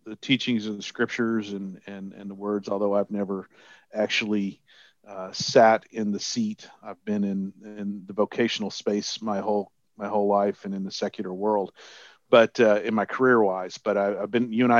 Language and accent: English; Texas, United States; I'm from Texas